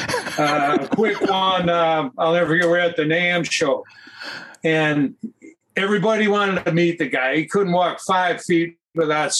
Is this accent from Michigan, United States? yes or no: yes; Detroit, Michigan, United States; moved away as an adult; I was from Detroit